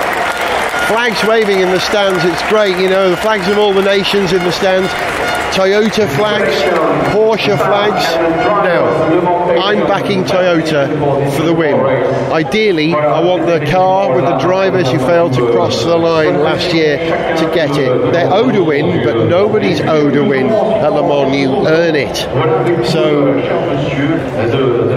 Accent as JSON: {"language": "English", "region": "Wales", "country": "United Kingdom", "said": "as a Welshman"}